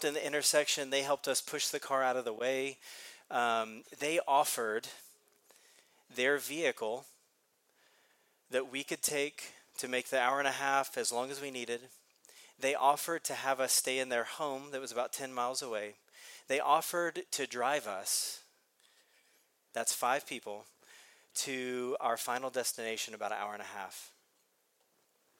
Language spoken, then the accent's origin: English; Texas, United States; we're from Texas